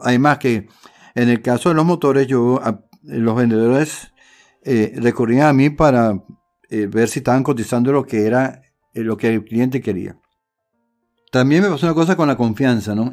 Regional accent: Caracas, Capital District, Venezuela; moved away as an adult; also born or lived in Puerto Ordaz; yo eh, soy de Caracas y me desarrollé, después que salí de la universidad fui a trabajar a, Puerto Ordaz

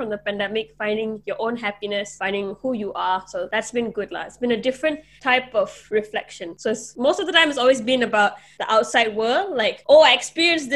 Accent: Malaysia; I'm actually from Malaysia

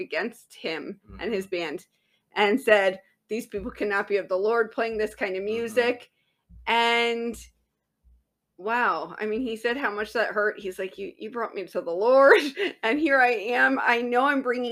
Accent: Southern California, United States; I was raised in Southern California

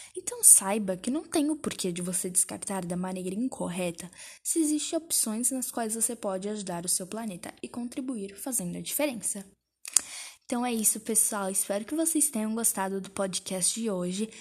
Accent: Brazil; nós somos brasileiros

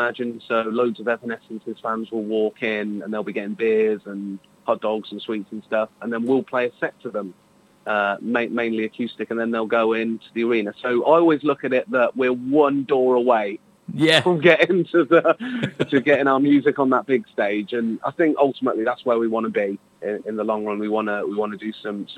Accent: Northamptonshire, East Midlands, United Kingdom; we've got a hometown show, which is one of our favourite venues. We're from from Northamptonshire

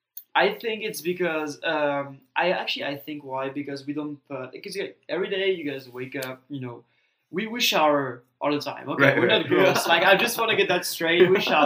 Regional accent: Strasbourg, Grand Est, France; English is a second language; moved away as an adult; now in Texas, United States; my hometown. Right. The hottest you can get. Strasbourg.

